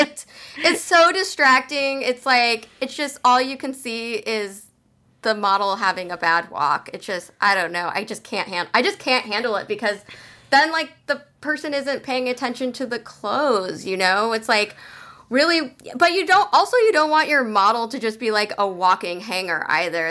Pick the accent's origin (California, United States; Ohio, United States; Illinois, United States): California, United States; San Jose; moved away as an adult; also born or lived in Portland, Oregon; I am originally from San Jose, California